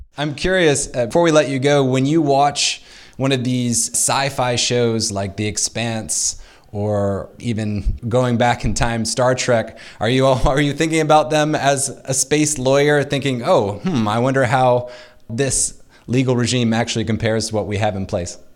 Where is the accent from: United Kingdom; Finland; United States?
United States